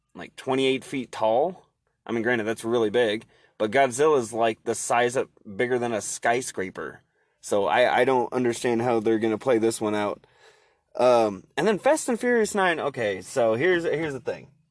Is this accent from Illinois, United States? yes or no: no; Oregon, United States; I'm from Oregon